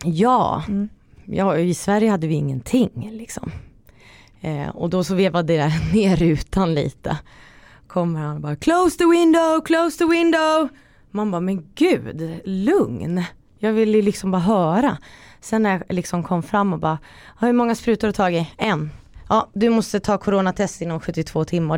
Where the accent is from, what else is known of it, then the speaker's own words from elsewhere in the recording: Finland; jag är också finsk